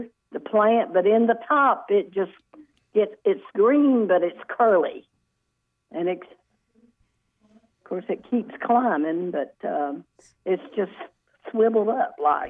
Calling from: Gibsonville, North Carolina, United States; I'm calling from Gibsonville.

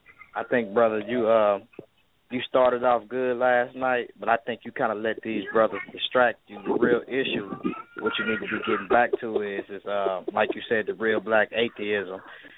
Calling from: St. Louis, Missouri, United States; I'm calling from St. Louis, man.

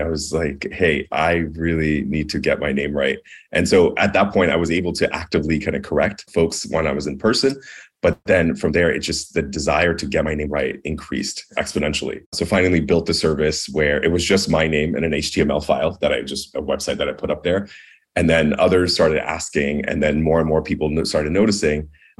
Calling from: California, United States; I'm joining from San Francisco Bay Area.

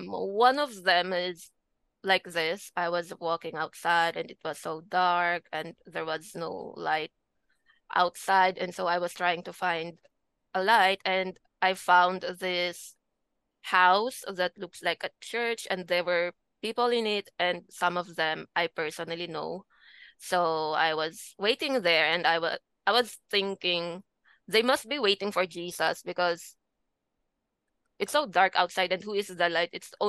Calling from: Philippines; From the Philippines.

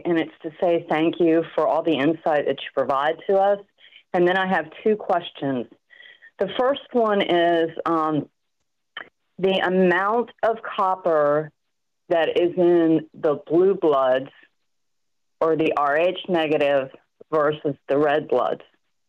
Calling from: Virginia, United States; Incognito in Virginia.

